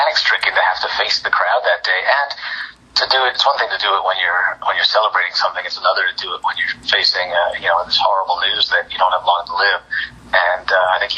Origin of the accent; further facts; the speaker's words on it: New York, United States; I grew up in New York